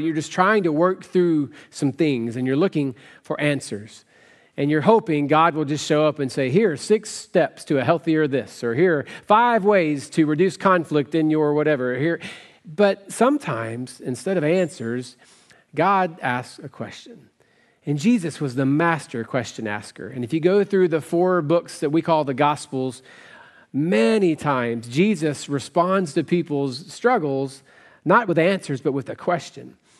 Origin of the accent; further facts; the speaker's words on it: West Tennessee, United States; I grew up in West Tennessee